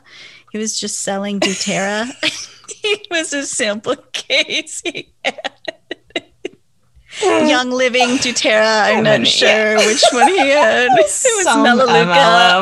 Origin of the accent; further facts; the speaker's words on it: Milwaukee, Wisconsin, United States; we're from Harley Davidson capital of the world.